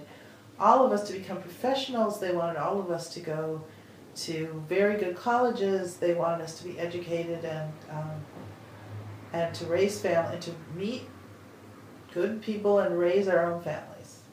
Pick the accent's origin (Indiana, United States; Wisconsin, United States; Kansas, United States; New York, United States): Wisconsin, United States; now in Iowa, United States; growing up in Wisconsin